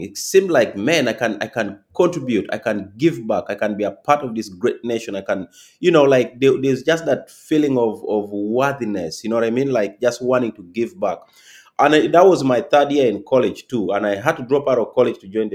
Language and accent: English; Uganda; moved away as an adult; now in United States; So I'm from Uganda, born and raised originally.